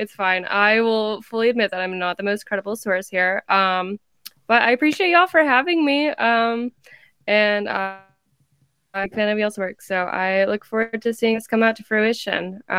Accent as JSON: {"language": "English", "town": "Fort Worth", "region": "Texas", "country": "United States", "tie": "born or raised there", "said": "I'm a TCU hater at heart, but I am also born and raised in Fort Worth, right?"}